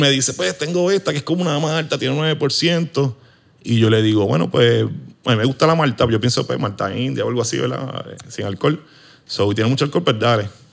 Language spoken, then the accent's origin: Spanish; Arecibo, Puerto Rico; moved away as an adult; now in Hatillo, Puerto Rico; Yo soy original de Arecibo